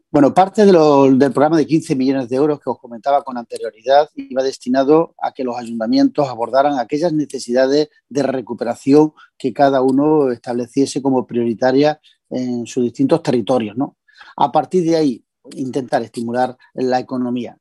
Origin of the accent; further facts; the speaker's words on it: Bedmar, Jaén, Andalusia, Spain; estando de concejal en mi pueblo